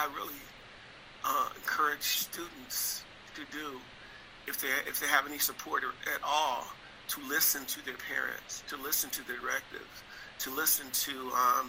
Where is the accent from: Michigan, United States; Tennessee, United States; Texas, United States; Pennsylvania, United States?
Michigan, United States; Detroit; I grew up in Detroit, Michigan, during a time period where it was a lot of negativity surrounding the city